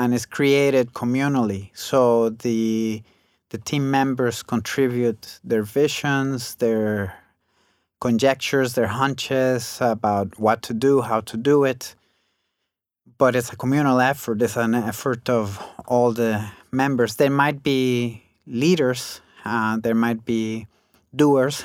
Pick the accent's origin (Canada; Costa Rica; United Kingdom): Costa Rica; moved away as an adult; also born or lived in United States; while I was growing up in Costa Rica